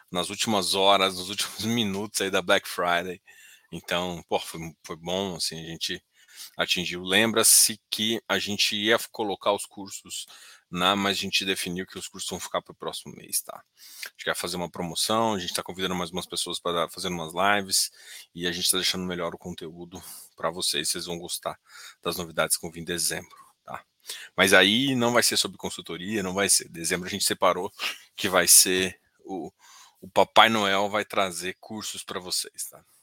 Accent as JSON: {"language": "Portuguese", "region": "Goiás", "country": "Brazil", "said": "mas eu sou goiano, cara."}